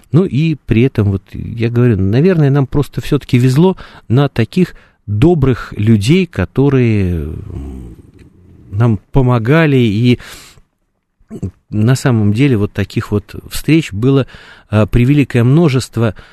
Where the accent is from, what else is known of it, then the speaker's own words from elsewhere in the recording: Russia; Э, этот парень там говорит, откуда вы? Я говорю, мы из России.